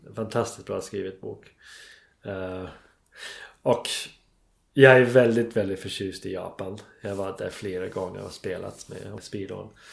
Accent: England, United Kingdom; Swedish is a second language; moved away as an adult; now in Stockholm, Sweden; jag var engelsman

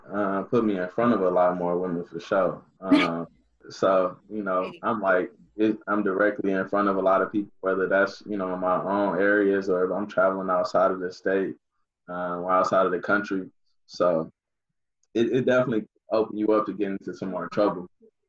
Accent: Inkster, Michigan, United States; So my hometown, Inkster, Michigan

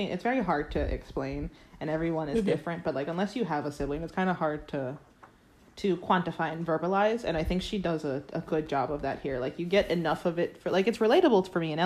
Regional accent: Florida, United States; now in Ireland; I'm from Florida

